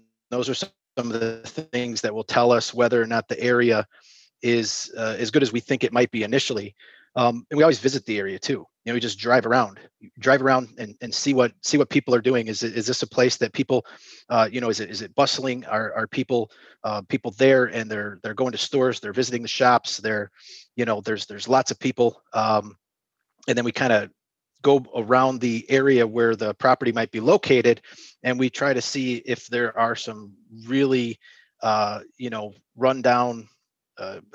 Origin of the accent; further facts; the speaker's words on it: Chicago, Illinois, United States; also born or lived in Indianapolis / Springfield, Illinois; now in Northwest Indiana, United States; I was born and raised in the Chicago area